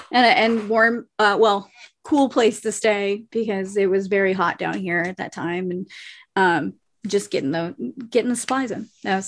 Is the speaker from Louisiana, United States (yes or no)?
yes; New Orleans, Louisiana, United States; I'm from New Orleans. So, and I also lived down in the lower parishes for a little while.